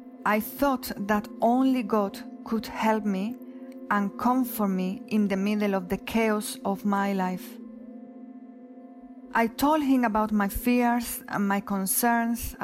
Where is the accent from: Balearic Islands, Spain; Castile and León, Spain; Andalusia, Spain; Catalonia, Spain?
Andalusia, Spain; Huelva; English is a second language; moved away; I was living in Huelva, my hometown, a city in the south of Spain.